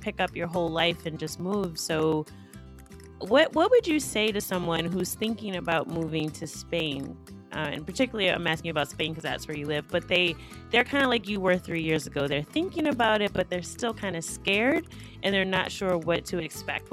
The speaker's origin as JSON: {"language": "English", "region": "East Coast of the U.S.", "country": "United States", "said": "I'm from the East Coast of the U.S."}